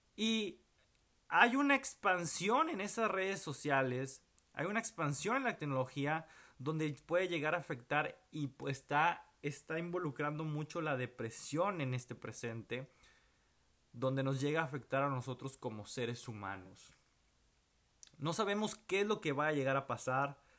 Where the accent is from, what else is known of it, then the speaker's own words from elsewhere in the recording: Monterrey, Nuevo León, Mexico; moved away as an adult; now in Houston, United States; no sé cuánto tiempo voy a estar fuera de la ciudad de Monterrey